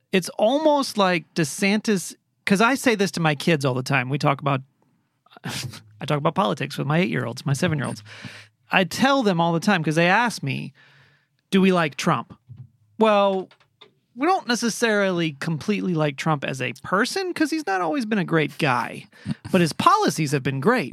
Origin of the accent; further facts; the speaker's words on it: Florida, United States; I was born in Florida